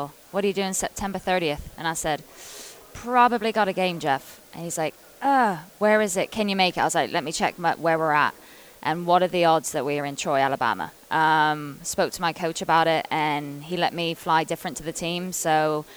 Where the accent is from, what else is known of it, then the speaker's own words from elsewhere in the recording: England, United Kingdom; moved away as an adult; when I came over from England back in 2009 when I was 18